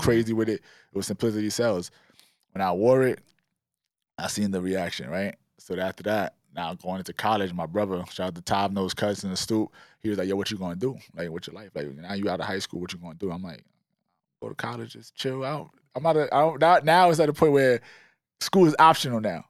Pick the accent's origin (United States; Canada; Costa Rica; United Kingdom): United States; New York City, New York; We was always, like, fly kids growing up in East Flatbush